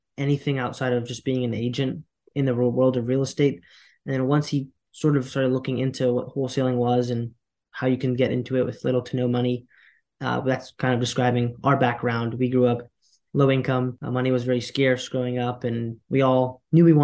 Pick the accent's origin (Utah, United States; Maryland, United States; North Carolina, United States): North Carolina, United States; Durham; also born or lived in Queens, New York; I was born in Queens, New York, moved to Durham, North Carolina with my single mother and my two brothers and an older sister. Grew up here